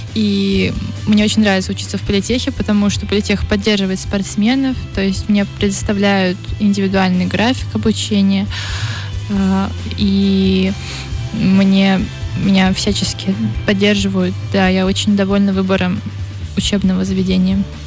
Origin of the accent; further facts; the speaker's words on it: Saint Petersburg, Russia; я из Петербурга, и Петербург там морской город